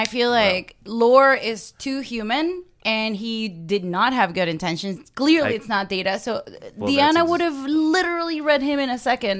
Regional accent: Venezuela; English is a second language; now in United States

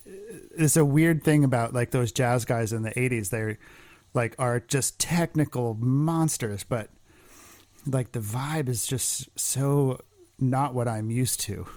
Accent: New Jersey, United States; Because I grew up in New Jersey in the 80s

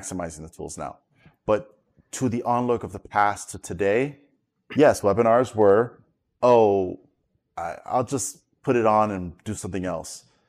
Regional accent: New York, United States; also born or lived in South Florida; now in Florida, United States; I'm a well-known local in South Florida, but I'm originally from New York

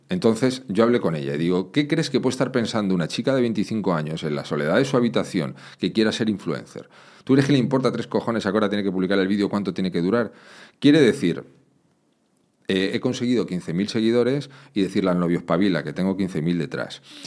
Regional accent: Madrid, Community of Madrid, Spain; Yo me crié en un barrio, en Madrid

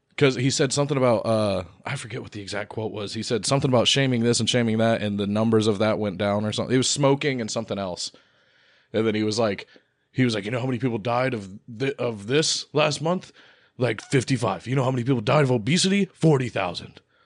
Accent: Ohio, United States; we are from Ohio

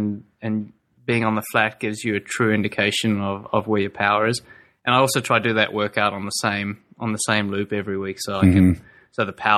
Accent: South Africa; born there; But I guess when I was born in South Africa, I actually grew up on Frosties, Frosted Flakes.

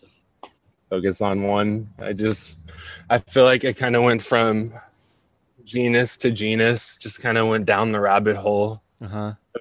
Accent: San Jose, California, United States; I'm from San Jose, California. Bay

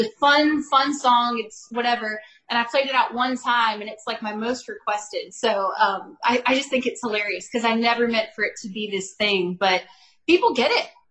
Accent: Bakersfield, California, United States; moved away as an adult; now in Nashville, United States; I am from Bakersfield, California, so that's my hometown

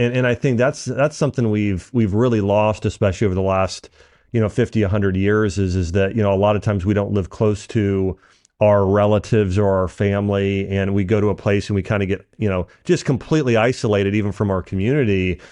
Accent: Dayton, Ohio, United States; I grew up in Dayton

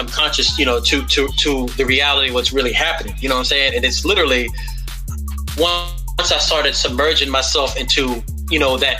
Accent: United States; me just growing up in America

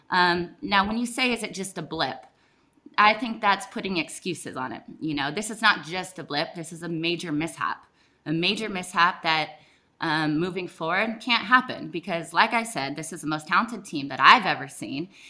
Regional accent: United States; I'm American

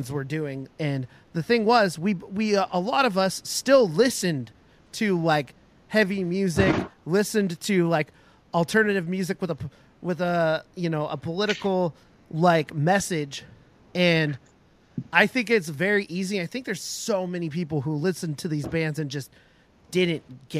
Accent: Puyallup, Washington, United States; my hometown, like place that I've lived in the area for like most of my life

